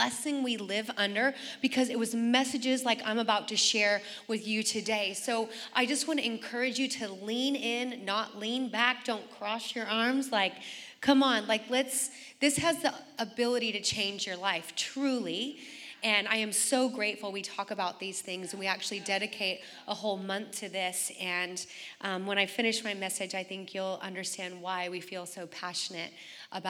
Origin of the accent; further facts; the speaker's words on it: Oregon, United States; moved away as an adult; also born or lived in San Diego; I grew up in Oregon, and then I flew to San Diego in 1996